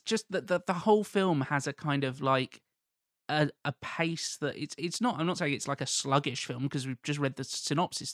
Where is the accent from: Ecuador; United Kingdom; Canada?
United Kingdom; I'm British